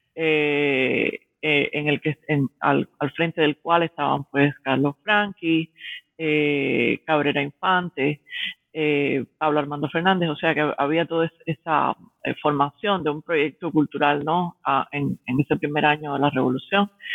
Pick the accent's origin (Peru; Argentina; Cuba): Cuba; moved away as an adult; also born or lived in Havana / Miami; now in New York, United States; soy una intelectual cubana que resido en Nueva York, estudié en la Universidad de La Habana en los 90, después emigré a los Estados Unidos